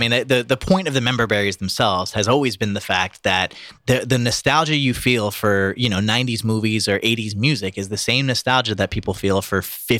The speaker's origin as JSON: {"language": "English", "town": "South Brunswick", "region": "New Jersey", "country": "United States", "also_born_or_lived": "Ohio", "moved": "yes", "said": "I'm from South Brunswick."}